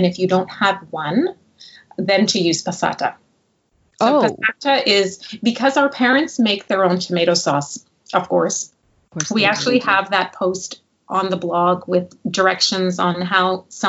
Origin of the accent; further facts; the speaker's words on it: Montreal, Quebec, Canada; I'm from Montreal.